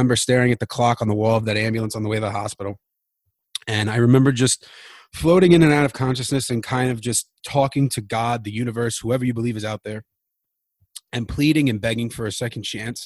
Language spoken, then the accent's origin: English; New York City, New York, United States; I am from Queens, New York